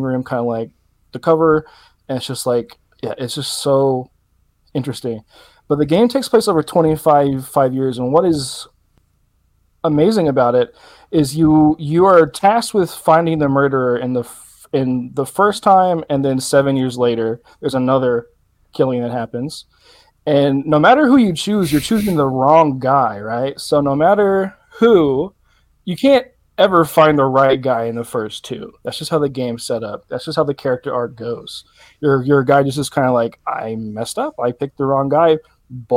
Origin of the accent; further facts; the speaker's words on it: the South, United States; I'm from the South. I'm from an area similar to this